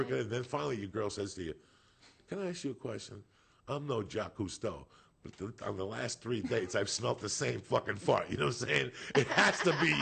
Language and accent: English; United States; moved away as an adult; also born or lived in Boulder, Colorado; growing up in Jersey and New York